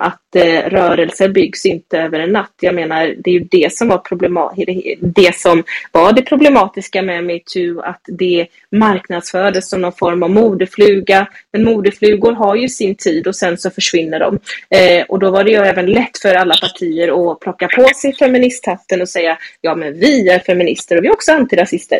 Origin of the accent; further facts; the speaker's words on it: Gothenburg, Västra Götaland, Sweden; also born or lived in Stockholm; jag är ju från Backa i, på Hisingen här i Göteborg